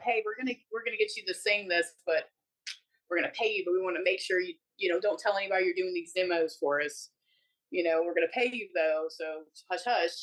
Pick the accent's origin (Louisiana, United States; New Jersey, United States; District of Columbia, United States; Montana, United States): Louisiana, United States; New Orleans; my hometown in New Orleans and make my people proud